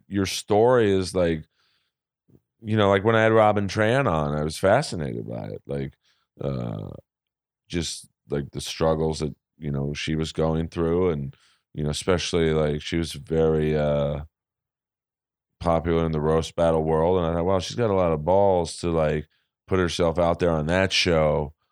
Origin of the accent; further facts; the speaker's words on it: Bel Air, United States; I grew up in Bel Air